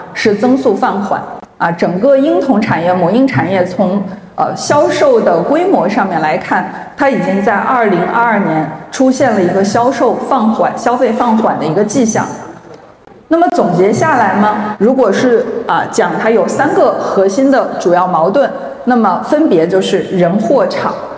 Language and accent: Chinese; Zhengzhou, Henan, China; 我是地道的土生土长的郑州人， 啊， 我初中在八中念的，高中在艺高